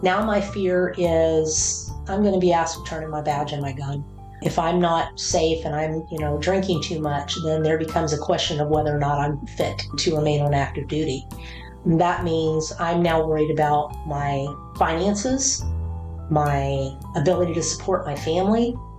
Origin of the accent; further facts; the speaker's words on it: Killeen, Texas, United States; I grew up in the Killeen Fort Hood area, so my father and my stepfather were both active duty in the Army.